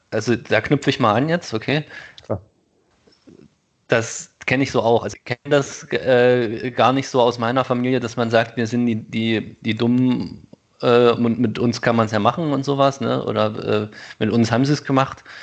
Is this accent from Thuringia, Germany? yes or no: yes; Thuringia, Germany; ich komme aus Thüringen, ja, okay, das ist im Osten